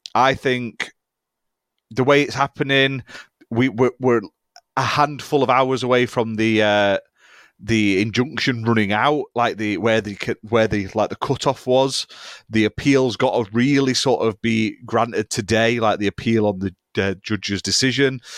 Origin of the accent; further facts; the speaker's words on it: United Kingdom; We are British